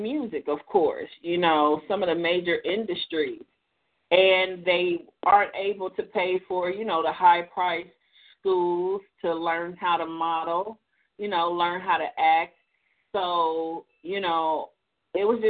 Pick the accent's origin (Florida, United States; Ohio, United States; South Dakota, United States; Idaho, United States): Ohio, United States; Columbus; I'm from Columbus, Ohio, born and raised